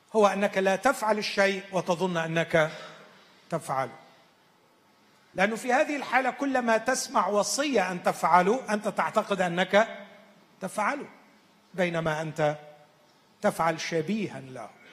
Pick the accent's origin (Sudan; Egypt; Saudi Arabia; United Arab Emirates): Egypt; عندنا في مصر